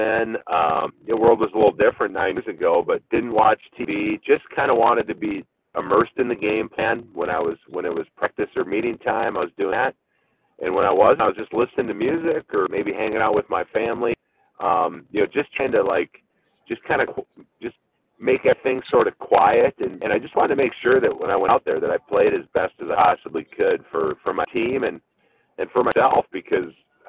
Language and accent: English; Minnesota, United States; also born or lived in Baltimore; I was born in Minnesota. I got to play here for 11 years. I live back in Minnesota